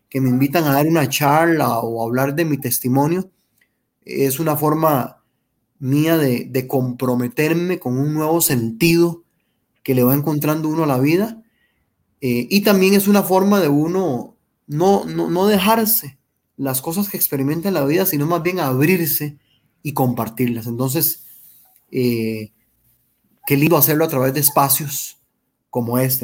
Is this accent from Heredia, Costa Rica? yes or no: yes; Heredia, Costa Rica; me crié en Heredia Centro, en un barrio que se llama Fátima, barrio Fátima.